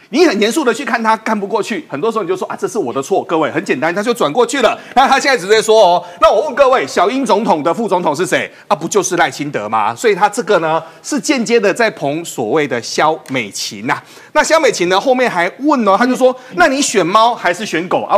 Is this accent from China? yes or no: no; Taiwan; 我们台湾人